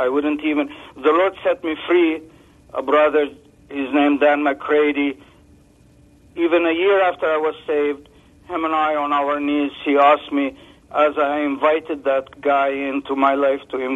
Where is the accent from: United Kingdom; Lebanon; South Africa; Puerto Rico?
Lebanon; now in Canada; I grew up in Lebanon where my grandpa used to call on spirits